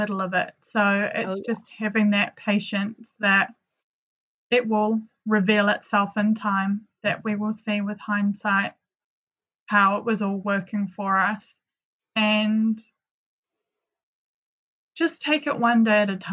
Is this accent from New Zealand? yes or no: yes; New Zealand; moved away as an adult; also born or lived in London; growing up in New Zealand is very sheltered in a lot of respects